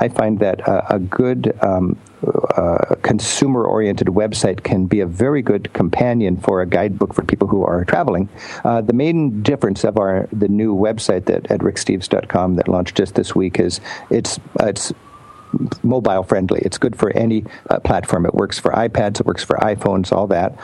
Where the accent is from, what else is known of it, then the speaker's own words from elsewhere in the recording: United States; I'm an American.